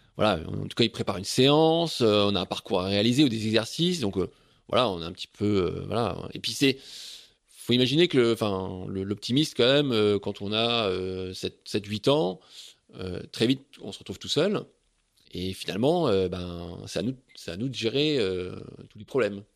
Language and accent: French; Saint-Pol-de-Léon, Brittany, France; moi, j'ai grandi à Saint-Paul-de-Léon